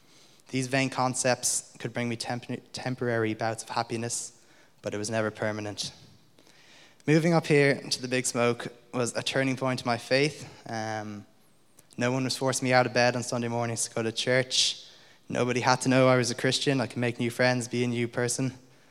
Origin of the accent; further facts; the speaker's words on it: Munster, Ireland; although I don't sound like it, I was actually born and raised in South County Limerick, not South County Dublin.